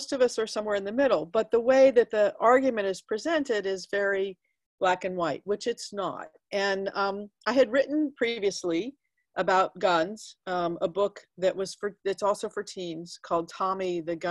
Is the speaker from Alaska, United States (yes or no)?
no; Dallas, Texas, United States; I grew up in Dallas